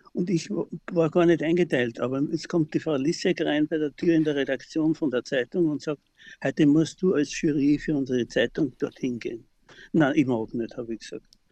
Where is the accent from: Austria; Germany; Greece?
Austria; Klosterneuburg, Lower Austria; ich wohne ja seitdem ich geboren bin in Klosterneuburg im Haus meines Großvaters